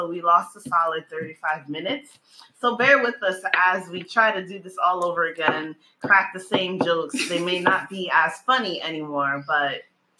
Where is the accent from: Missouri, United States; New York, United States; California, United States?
New York, United States; New York City; also born or lived in Brooklyn; Born in Brooklyn, raised in Queens.